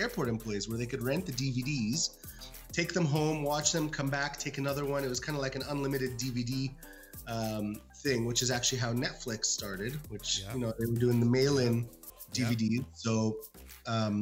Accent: Canada; also born or lived in Cairo, Egypt; we came to Canada when I was six months old or so.

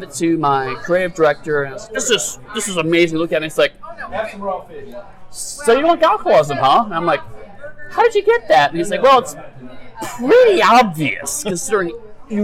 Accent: Cleveland, Ohio, United States; My family, Irish-American, we grew up in Cleveland, strong Irish town

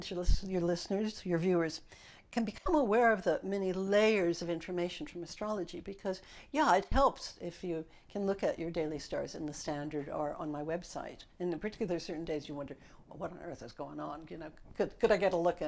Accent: Los Angeles, California, United States; now in London, United Kingdom; in Los Angeles, where I grew up

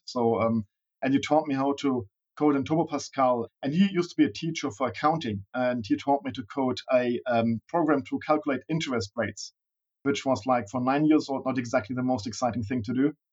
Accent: Berlin, Germany; also born or lived in Bavaria; Born and raised in Berlin

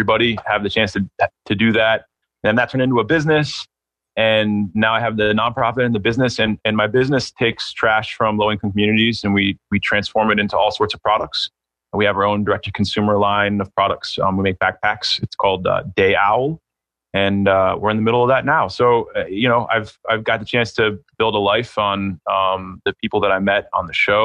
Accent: Pittsburgh, Pennsylvania, United States; now in San Francisco, United States; I'm from Pittsburgh. My family's still there and my business is actually based there

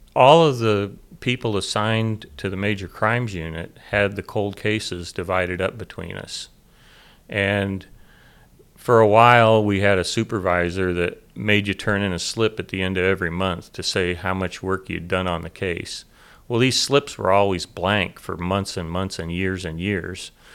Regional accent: Southern Illinois, United States; moved away as an adult; now in Snohomish County, United States; I grew up in Southern Illinois

